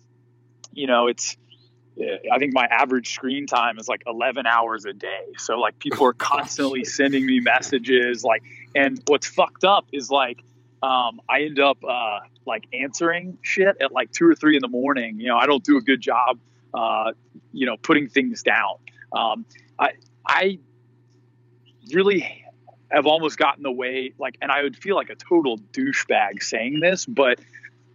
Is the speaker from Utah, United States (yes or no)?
no; Atlanta, Georgia, United States; I'm born and raised in Atlanta, Georgia